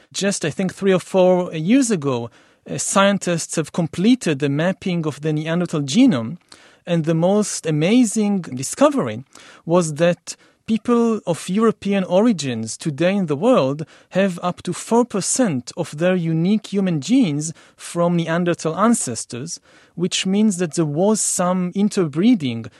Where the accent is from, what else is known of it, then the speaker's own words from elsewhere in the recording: Israel; I come from Israel for the Middle East